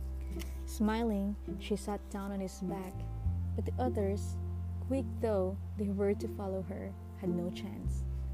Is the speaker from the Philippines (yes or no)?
yes; Philippines; I'm from Asia. I am from the Philippines